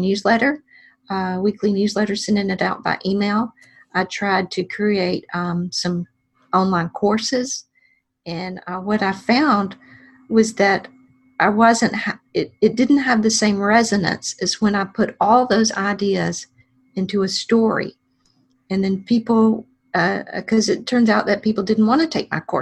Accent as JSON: {"language": "English", "town": "Alexander City", "region": "Alabama", "country": "United States", "tie": "born or raised there", "said": "my hometown library of Alexander City"}